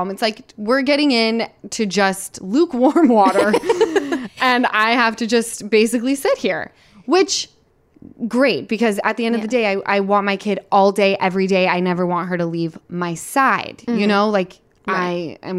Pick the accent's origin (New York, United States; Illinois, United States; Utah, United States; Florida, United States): Utah, United States; I'm from Utah.